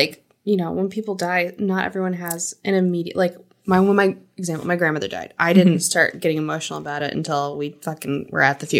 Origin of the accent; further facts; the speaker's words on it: Ohio, United States; accent: Ohio; It's my best Ohio accent.